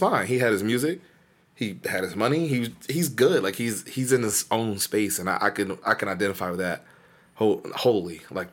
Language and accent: English; the South, United States; we're from the South